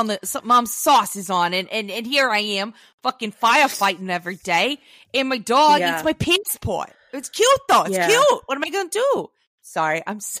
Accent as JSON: {"language": "English", "town": "Boston", "region": "Massachusetts", "country": "United States", "accent": "Southie", "said": "I'm not going to insult the good people of Boston, my Southie trash accent."}